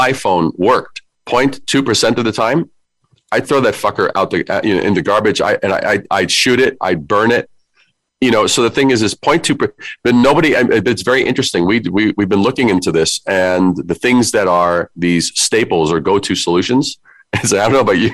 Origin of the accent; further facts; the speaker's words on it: New York City, New York, United States; I am from New York. I'm a Brooklyn kid